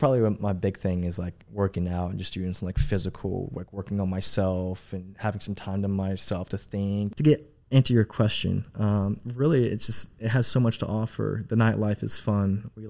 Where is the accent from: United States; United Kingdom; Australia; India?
United States; Arlington, Texas; Man, so I'm originally from DFW. I grew up in Arlington, Texas. That's my home. I was born and raised there.